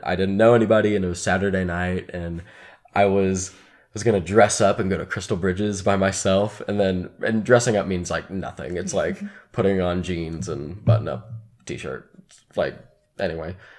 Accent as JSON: {"language": "English", "town": "Dallas", "region": "Texas", "country": "United States", "also_born_or_lived": "Chicago", "moved": "as an adult", "lives_now": "Northwest Arkansas, United States", "said": "I was from Dallas, went to school in Chicago"}